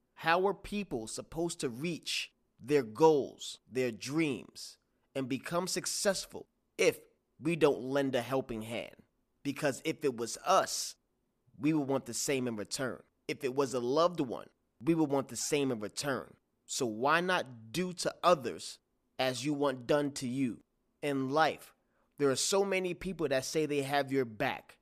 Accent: New York, United States; I'm from New York

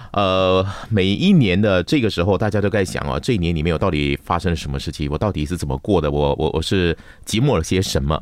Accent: Malaysia

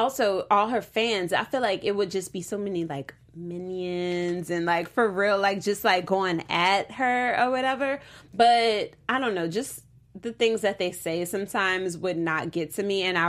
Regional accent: New Orleans, Louisiana, United States; now in Los Angeles, United States; I'm from New Orleans

